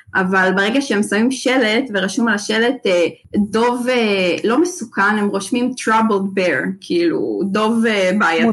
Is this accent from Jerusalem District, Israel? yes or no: yes; Jerusalem, Jerusalem District, Israel; moved away as an adult; now in Toronto, Canada; אז כל חיי גדלתי בירושלים